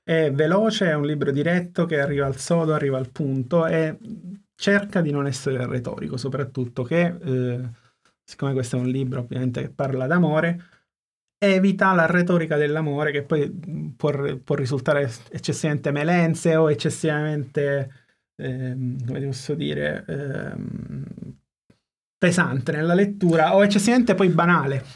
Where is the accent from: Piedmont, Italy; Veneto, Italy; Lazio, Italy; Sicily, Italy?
Sicily, Italy; Sono siciliano, quindi giustamente noi tendiamo a parlare poco e piano